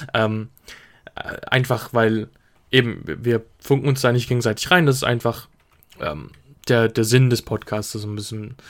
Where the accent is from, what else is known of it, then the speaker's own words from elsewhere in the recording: Switzerland; ich komme aus der Schweiz